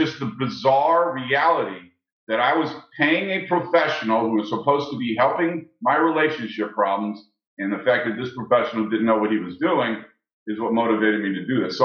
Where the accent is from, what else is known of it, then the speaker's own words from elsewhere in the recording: St. Louis, Missouri, United States; I was raised in St. Louis